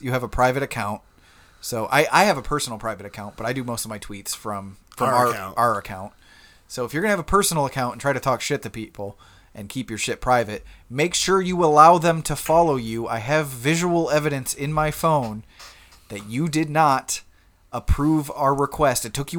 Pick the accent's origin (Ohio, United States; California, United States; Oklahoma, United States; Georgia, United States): Ohio, United States; Toledo; I'm from Toledo.